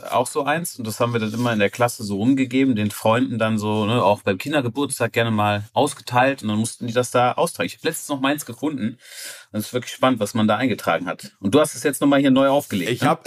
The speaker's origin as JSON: {"language": "German", "country": "Netherlands", "said": "Gott, mein, ich komme aus Holland. Ich liebe holländischen Dialekt. Ich liebe Holland auch."}